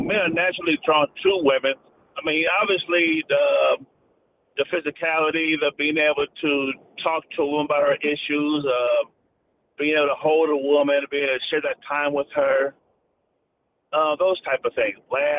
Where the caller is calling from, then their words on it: Atlanta, Georgia, United States; from Atlanta.